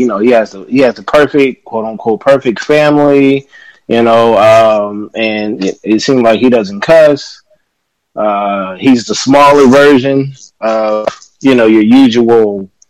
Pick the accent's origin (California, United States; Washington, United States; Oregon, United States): California, United States; Inglewood; I was born and raised in Inglewood. I was born across the street from the farm.